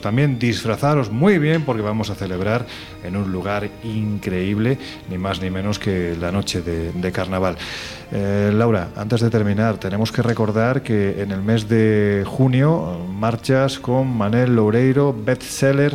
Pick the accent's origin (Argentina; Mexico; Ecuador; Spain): Spain; Andalusia; Soy andaluz